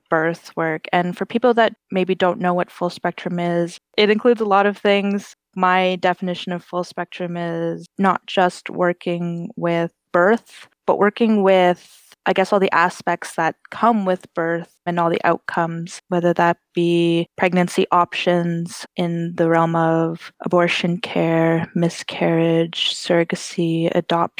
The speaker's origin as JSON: {"language": "English", "town": "Maskwacis", "region": "Alberta", "country": "Canada", "moved": "yes", "lives_now": "Edmonton, Canada", "said": "I am from Samson Cree Nation, Musquechis, and I currently reside in Edmonton, Alberta"}